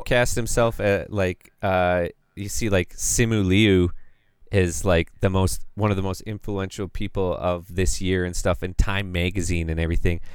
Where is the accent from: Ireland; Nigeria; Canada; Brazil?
Canada; Calgary, Alberta; I'm from Calgary